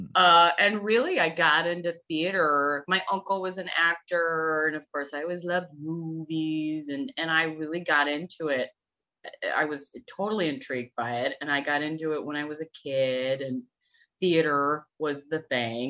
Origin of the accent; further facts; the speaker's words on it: Downers Grove, Illinois, United States; I grew up in Downers Grove